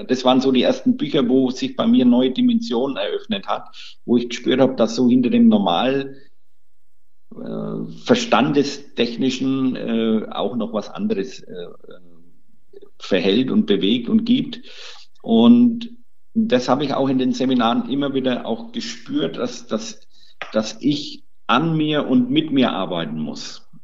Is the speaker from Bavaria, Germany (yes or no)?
yes; Bavaria, Germany; Bei uns in Bayern